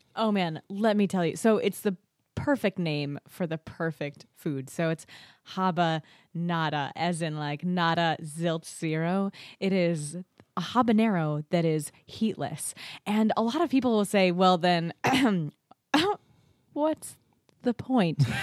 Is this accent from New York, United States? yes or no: yes; Naples, New York, United States; also born or lived in Kentucky; I was born in Kentucky, but I moved here to the Finger Lakes, to Naples, when I was four. So I like to say I was not born, but I was fairly effectively raised in the Finger Lakes